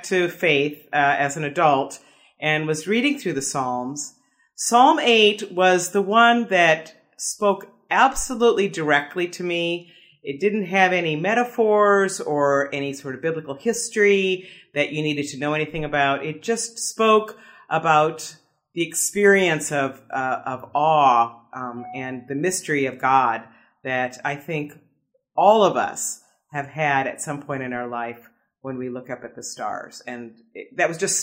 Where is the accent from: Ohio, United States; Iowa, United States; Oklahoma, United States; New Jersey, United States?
Iowa, United States; Des Moines; moved away as an adult; now in Palm Springs, United States; come from Des Moines, Iowa, and was just living in Iowa for the last 5 years, caring for my parents